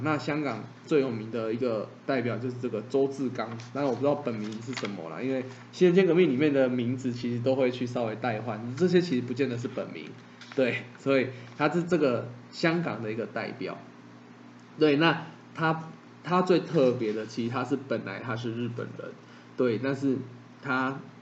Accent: Taiwan; 我们之称为台湾人

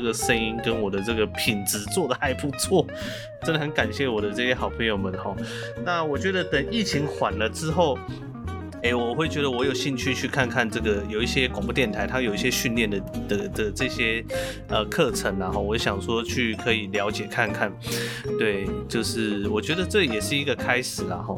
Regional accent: Chiayi, Chiayi City, Taiwan; 其实因为我的邻居呢，他们全部都是讲台语。很妙哦，我在这个算是嘉义市都市长大，但是我的邻居全部都讲台语。

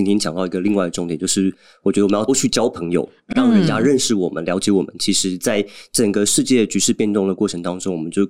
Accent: Taiwan; 我们自己身为台湾人

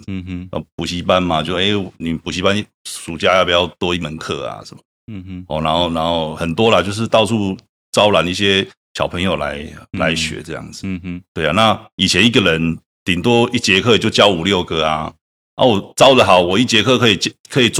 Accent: Changhua County, Taiwan; 因为我彰化人，

